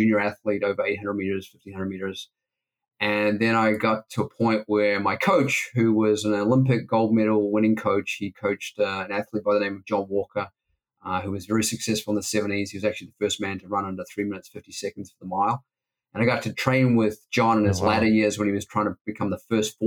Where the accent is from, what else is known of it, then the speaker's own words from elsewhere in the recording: Auckland, New Zealand; also born or lived in Wellington, New Zealand; I was born in Wellington, New Zealand, grew up on the North Shore of Auckland in New Zealand.